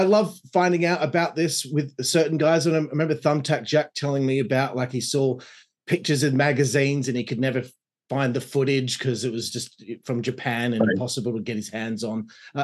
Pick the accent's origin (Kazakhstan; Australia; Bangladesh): Australia